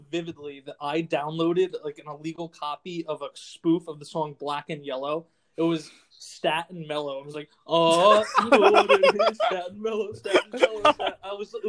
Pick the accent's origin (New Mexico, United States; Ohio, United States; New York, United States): New York, United States; I'm from New York. I grew up a Knicks fan.